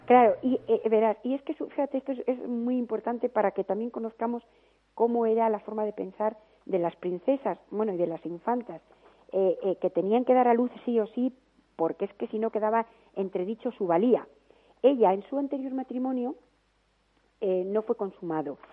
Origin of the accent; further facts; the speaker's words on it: León, Castile and León, Spain; yo soy de León, pero mi familia es vasca